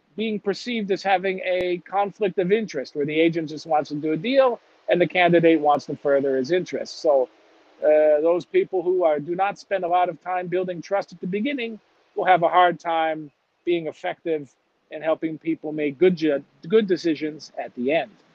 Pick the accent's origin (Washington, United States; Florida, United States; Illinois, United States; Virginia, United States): Illinois, United States; Chicago; moved away; I'm from Chicago